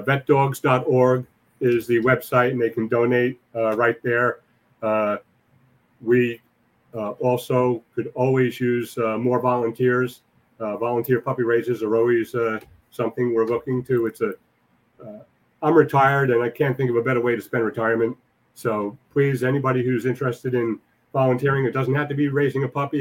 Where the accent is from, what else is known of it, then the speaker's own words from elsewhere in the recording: New York City, New York, United States; I was born and raised in Whitestone.